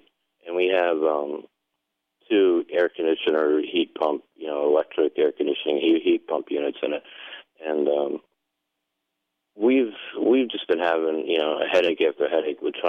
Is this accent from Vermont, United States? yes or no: yes; Vermont, United States; moved away; I grew up in Vermont